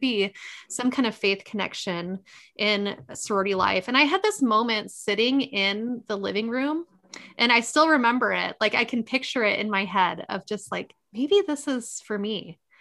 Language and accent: English; Midwest, United States; accent: nasal Midwesterner; got the nasal Midwesterner